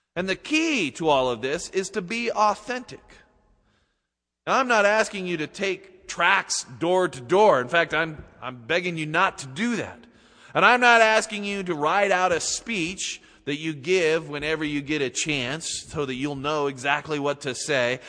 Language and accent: English; Utah, United States; moved away as an adult; also born or lived in Seattle; growing up in Utah